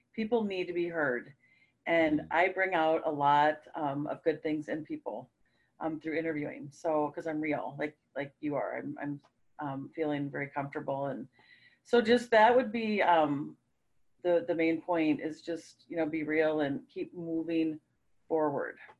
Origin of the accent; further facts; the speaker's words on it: Minnesota, United States; We're from Minnesota